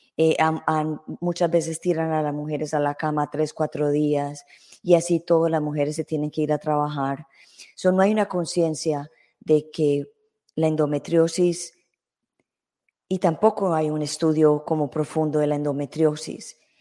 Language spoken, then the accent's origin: Spanish; Colombia; en mi país, Colombia